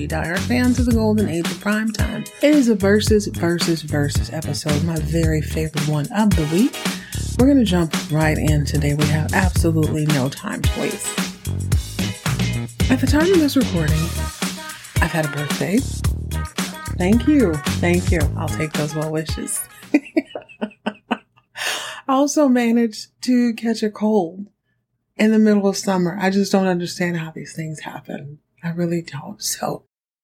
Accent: Texas, United States; I grew up in Texas where every town is at least 45 minutes apart

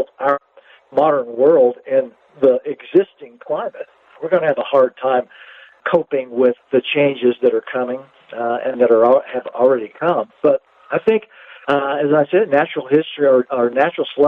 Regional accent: Louisiana, United States; also born or lived in Montana; now in Santa Fe, United States; having grown up in Louisiana at a time when people were still searching for ivory-billed woodpeckers

